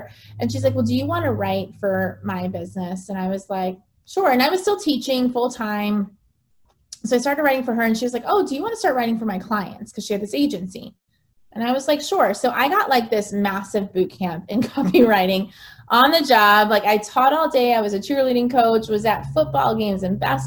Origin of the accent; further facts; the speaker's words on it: United States; moved away as an adult; also born or lived in Bangkok; as an American